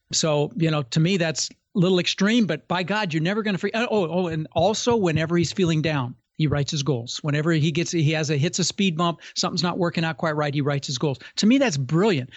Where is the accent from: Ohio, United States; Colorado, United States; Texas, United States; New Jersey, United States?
Colorado, United States; Denver; moved away as an adult; also born or lived in Netherlands; now in Florida, United States; I immigrated when I was six from Holland, and ended up in Denver